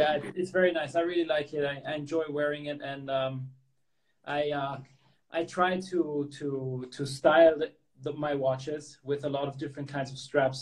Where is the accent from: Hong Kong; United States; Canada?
Hong Kong; I grew up in in Hong Kong